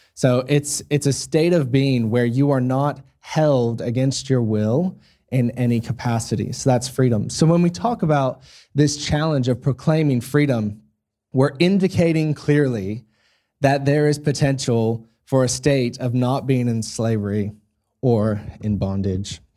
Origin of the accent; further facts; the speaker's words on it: United States; now in Australia; I'm an American, um, so born in the States, raised in the States